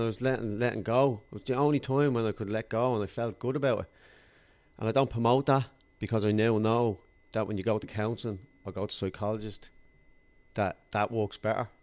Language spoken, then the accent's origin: English; Dublin, Leinster, Ireland; I grew up in Darndale in Culloch, North County Dublin, uh, in a council estate.